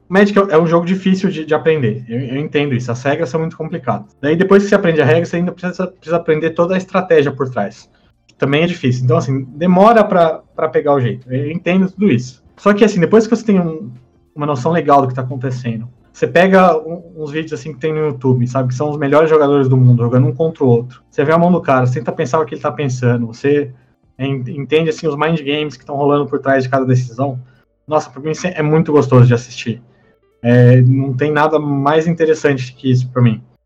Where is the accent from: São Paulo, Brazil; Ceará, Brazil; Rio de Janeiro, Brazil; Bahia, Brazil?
São Paulo, Brazil; Taubaté; Eu sou de Taubaté, no interior de São Paulo